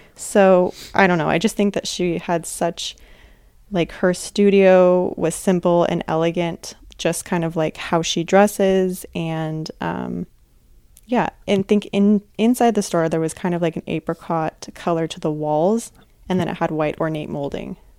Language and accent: English; Sonoma, California, United States; I'm from Sonoma, which is right next door to Napa